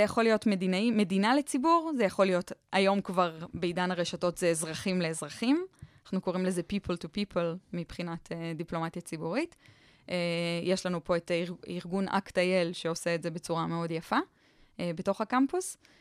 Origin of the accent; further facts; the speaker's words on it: Israel; אנחנו בתור ישראלים